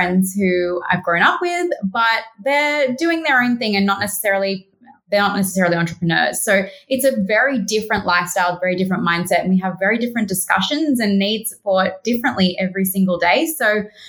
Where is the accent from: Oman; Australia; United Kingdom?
Australia; I'm the Aussie one